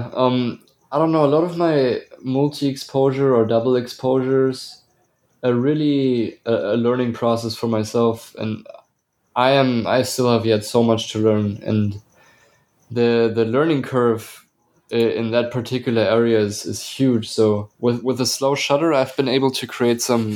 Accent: Bavaria, Germany; moved away as an adult; now in Atlanta, United States; I was born and raised in Bavaria, Germany, and I moved to the United States, to Atlanta, in 2016

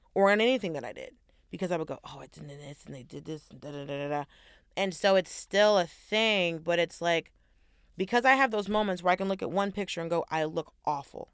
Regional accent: the South, United States; I'm from the South

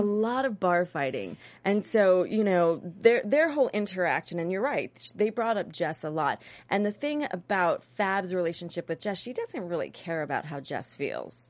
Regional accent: New York, United States; I'm from New York

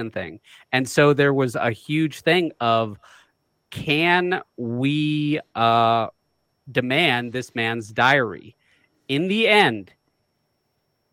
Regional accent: Oregon, United States; moved away; I was from Oregon at the time

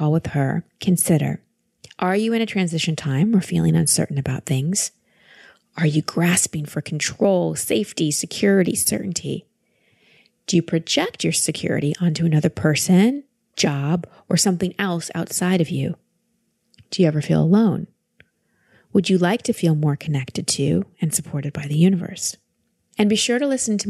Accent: Texas, United States; calling us from Texas today, my home state

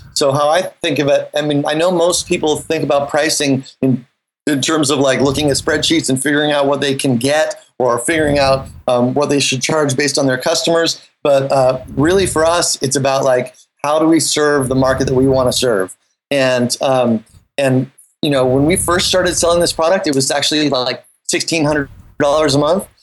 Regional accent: Half Moon Bay, California, United States; moved away as an adult; also born or lived in New York City; I grew up in Half Moon Bay

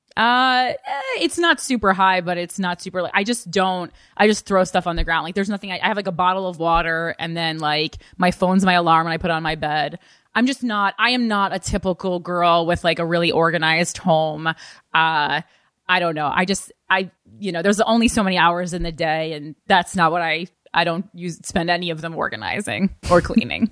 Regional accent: New Jersey, United States; moved away; I'm still from New Jersey

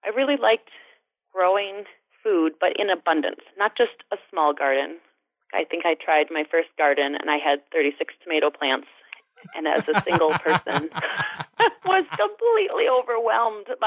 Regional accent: Alma, Wisconsin, United States; I was raised just upriver in Alma, Wisconsin, and I was an only child and grew up on a dairy farm there

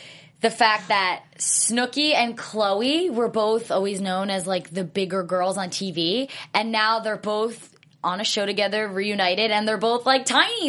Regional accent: New Jersey, United States; I'm from New Jersey

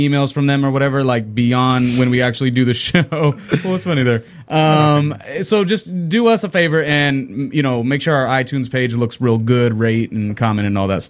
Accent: Southern California, United States; me growing up in Southern California

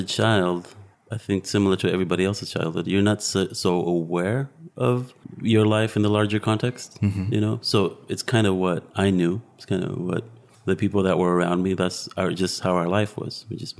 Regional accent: Modesto, California, United States; I'm from Modesto, California.

